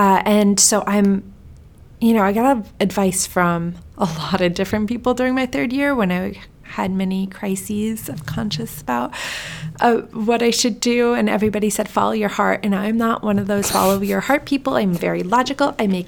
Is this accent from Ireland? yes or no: no; Sweden; born there; I'm Iranian, I was born in Sweden.